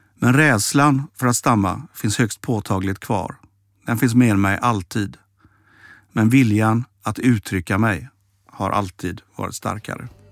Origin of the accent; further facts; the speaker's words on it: Mölndal, Västra Götaland, Sweden; moved away; also born or lived in Stockholm; Jag växte upp i Mölndal